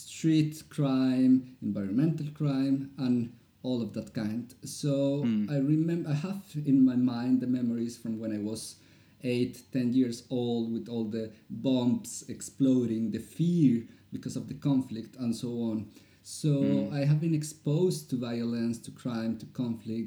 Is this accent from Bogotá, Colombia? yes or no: yes; Bogotá, Colombia; English is a second language; moved away as an adult; now in Norway; I'm from Colombia, from the capital